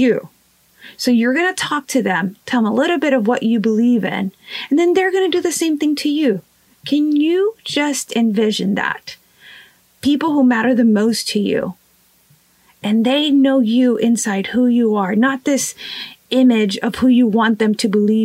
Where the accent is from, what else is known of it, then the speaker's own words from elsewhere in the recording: Rio Grande Valley, Texas, United States; I am from the Rio Grande Valley in the state of Texas